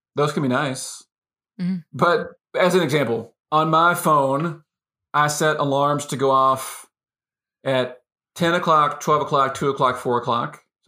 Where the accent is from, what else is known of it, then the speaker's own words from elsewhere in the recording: United States; I grew up in the States, in the U.S., in a family that stayed together, lots of extended family, you know, had 12 years of Catholic schooling, middle class upbringing, et cetera, et cetera.